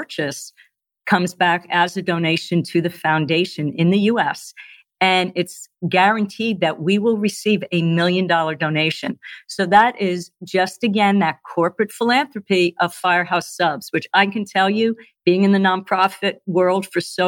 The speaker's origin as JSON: {"language": "English", "region": "New Jersey", "country": "United States", "moved": "yes", "said": "I'm originally from New Jersey"}